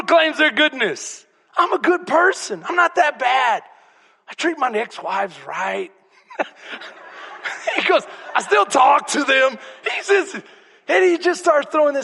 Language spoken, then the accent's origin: English; Texas, United States; I'm from Texas.